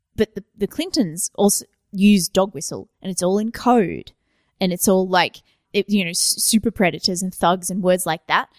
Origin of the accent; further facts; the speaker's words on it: Australia; I'm Australian